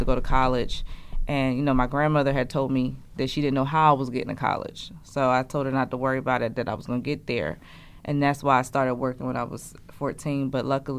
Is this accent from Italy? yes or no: no; Trenton, New Jersey, United States; accent: country; I was born and raised in Trenton, and I got a full academic scholarship to come to Kane